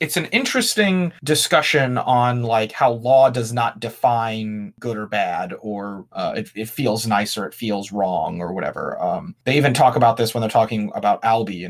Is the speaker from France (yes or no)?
no; United States